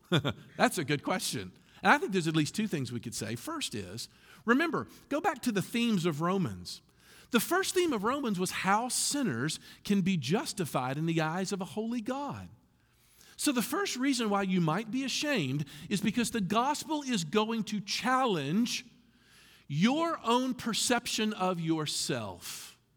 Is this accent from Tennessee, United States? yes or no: yes; Memphis, Tennessee, United States; moved away; I was from Memphis